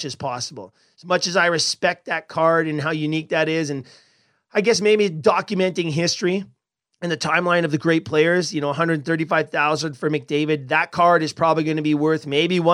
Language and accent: English; Edmonton, Alberta, Canada; I was a massive Montreal Canadiens fan growing up in Edmonton